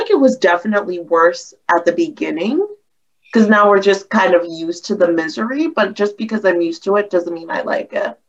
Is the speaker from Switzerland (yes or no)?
no; the South, United States; I grew up in the South